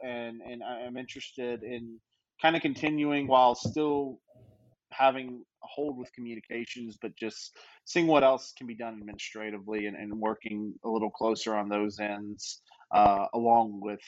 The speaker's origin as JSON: {"language": "English", "region": "Louisiana", "country": "United States", "said": "I lived in Memphis. I'm from Louisiana."}